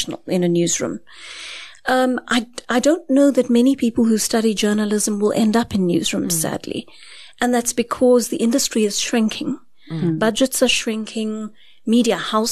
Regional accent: Durban, KwaZulu-Natal, South Africa; moved away as an adult; now in Johannesburg, South Africa; I came to Johannesburg from Durban as an 18-year-old

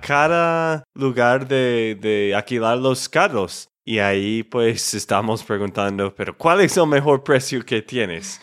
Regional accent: Texas, United States; de Texas, Estados Unidos

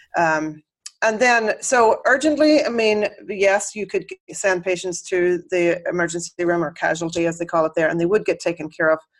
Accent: Northern Ireland, United Kingdom; accent: Irish brogue; moved away as an adult; also born or lived in Dublin, Ireland; now in Chicago, United States; I grew up in Northern Ireland, which is technically ah, part ah, of the okay. UK

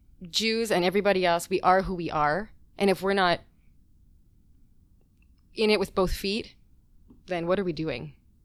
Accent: New Jersey, United States; I'm from New Jersey.

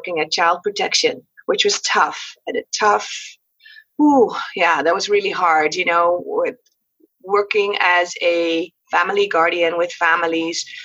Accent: Netherlands; moved away as an adult; also born or lived in Qatar; now in Curaçao; I was born on Curaçao, a small island in the Caribbean. Mom was from Holland. Dad was from Curaçao. But I was raised in Holland.

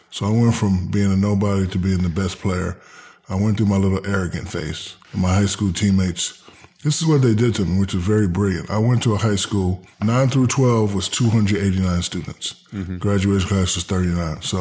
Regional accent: Newark, New Jersey, United States; also born or lived in Hinesville, Georgia / Germany / San Antonio, Texas; I'm I'm from Newark, New Jersey. Mm-hmm.

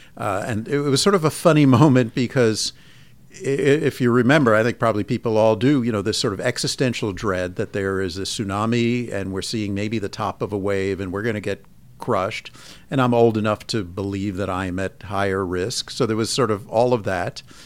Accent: Long Island, New York, United States; moved away as an adult; also born or lived in Philadelphia; now in San Francisco, United States; I grew up in Long Island and went to college and med school in Philadelphia at Penn

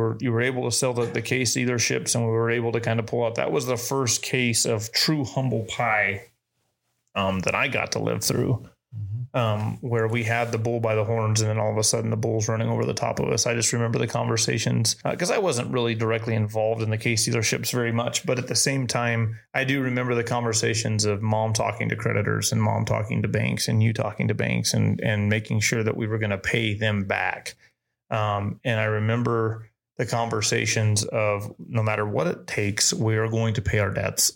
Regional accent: Spring City, Tennessee, United States; growing up in Tennessee, growing up in Spring City, Tennessee

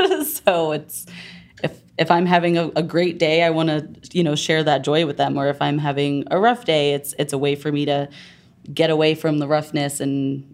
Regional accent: New York, United States; moved away; I grew up in New York.

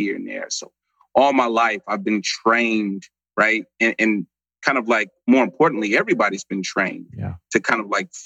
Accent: St. Louis, Missouri, United States; now in Dallas, United States; I come from St. Louis, Missouri. I live in Dallas, Texas now

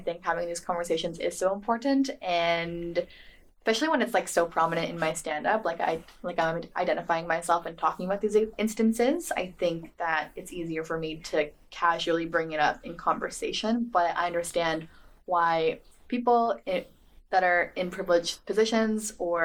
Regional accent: Alberta, Canada; now in Vancouver, Canada; I'm Indigenous and I'm Cree from Alberta

